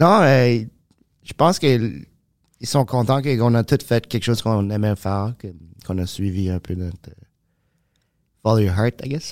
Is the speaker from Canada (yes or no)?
yes; Moncton, New Brunswick, Canada; accent: Acadian; now in Montreal, Canada; je viens de Moncton